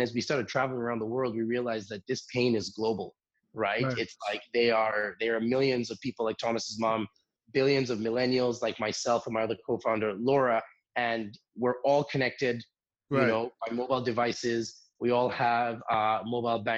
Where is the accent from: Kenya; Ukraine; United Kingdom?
Kenya; moved away as an adult; now in Vancouver, Canada; So I'm from Kenya